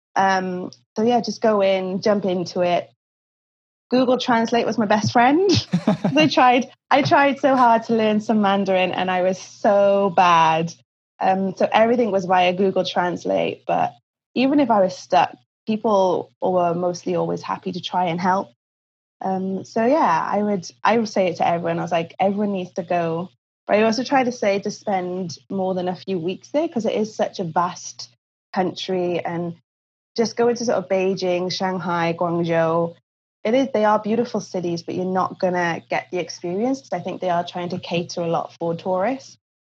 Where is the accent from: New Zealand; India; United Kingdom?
United Kingdom; Cardiff, Wales; moved away as an adult; also born or lived in China / Australia; now in Vancouver, Canada; I'm originally from Cardiff in Wales in the UK.